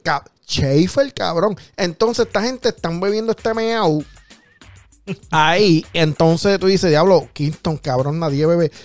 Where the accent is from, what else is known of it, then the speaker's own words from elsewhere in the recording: Puerto Rico; nosotros en Puerto Rico